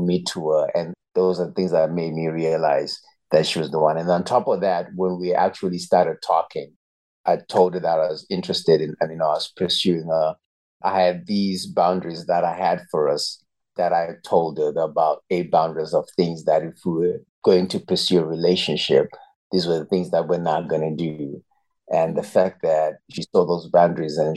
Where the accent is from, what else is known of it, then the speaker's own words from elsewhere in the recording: Zimbabwe; moved away as an adult; now in Eswatini; I was actually born and raised in Zimbabwe, and I've lived there for 18 years of my life